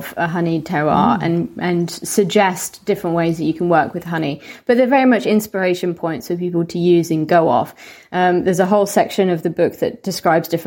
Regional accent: Solihull, West Midlands, United Kingdom; we had a restaurant near where I grew up in the West Midlands in Solihull

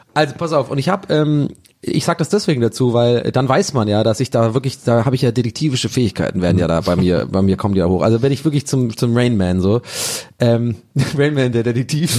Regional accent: Tübingen, Baden-Württemberg, Germany; now in Berlin, Germany; bei uns in Tübingen gab es diese Komposthaufen

